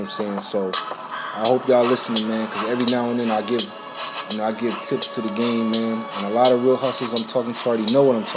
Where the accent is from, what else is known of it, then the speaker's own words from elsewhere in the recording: New Orleans, Louisiana, United States; New Orleans, Louisiana, Uptown, 17th Ward, Holly Grove. That's where I'm from.